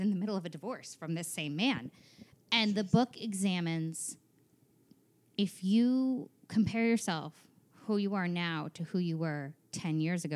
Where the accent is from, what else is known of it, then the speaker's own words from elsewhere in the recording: small town New York, United States; moved away as an adult; also born or lived in Maryland; now in Los Angeles, United States; I'm from small town New York, about an hour north of the city